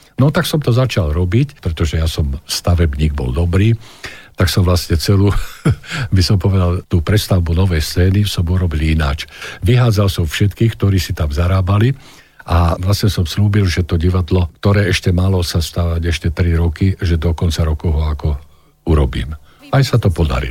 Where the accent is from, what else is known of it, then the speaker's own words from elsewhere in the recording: Záhorie, Slovakia; ja som vlastne zo Záhoria